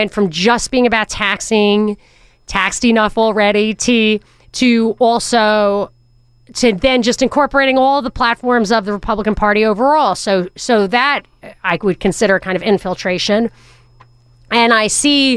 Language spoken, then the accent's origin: English; New York, United States; this New Yorker